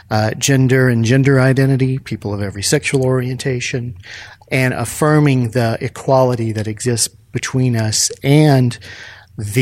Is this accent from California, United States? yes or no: no; Fort Worth, Texas, United States; moved away as an adult; now in Memphis, United States; I born and raised in Fort Worth, Texas